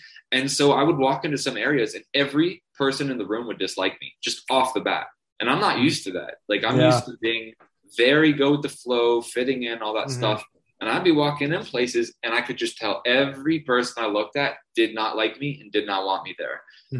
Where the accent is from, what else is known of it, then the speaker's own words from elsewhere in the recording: Toronto, Ontario, Canada; if they asked, I said, I'm from Toronto. I realized that I said Toronto originally. If you're from Toronto, you never pronounce the second T.